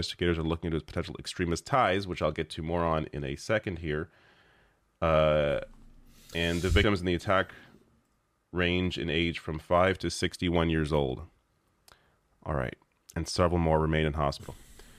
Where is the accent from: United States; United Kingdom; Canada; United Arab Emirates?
Canada; I feel like because I am a Canadian, I can offer a bit of a different perspective than your typical, you know, American news commentator